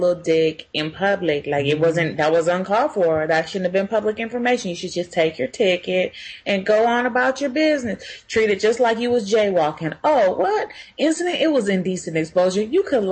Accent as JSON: {"language": "English", "town": "Inglewood", "region": "California", "country": "United States", "tie": "born or raised there", "said": "I grew up in Inglewood, California."}